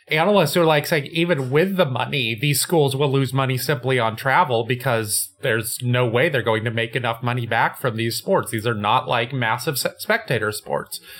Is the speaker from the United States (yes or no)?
yes; West Coast, United States; Like I grew up on the West Coast, the Pac-10